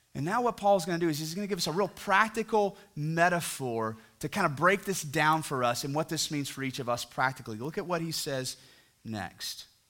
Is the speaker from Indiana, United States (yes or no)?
no; near Fort Worth, Texas, United States; now in Fort Worth, United States; I'm close to my hometown where I grew up